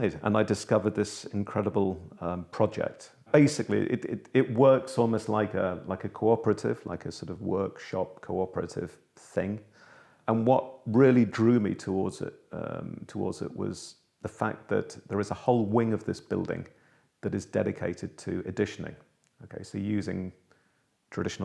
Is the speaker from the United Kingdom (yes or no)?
yes; Liverpool, North West England, United Kingdom; moved away; my hometown, actually, of Liverpool